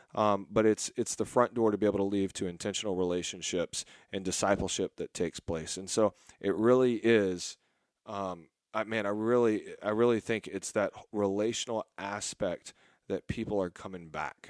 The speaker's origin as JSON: {"language": "English", "region": "Texas", "country": "United States", "said": "I'm from Texas"}